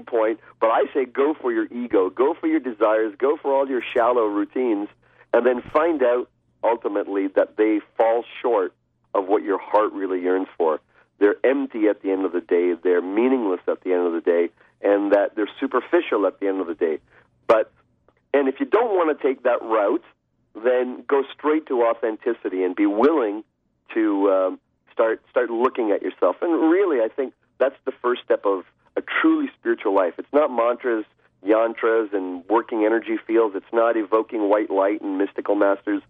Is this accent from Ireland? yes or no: no; Canada; I'm of Indian descent, raised in Canada, mm-hmm. hence I don't have an Indian accent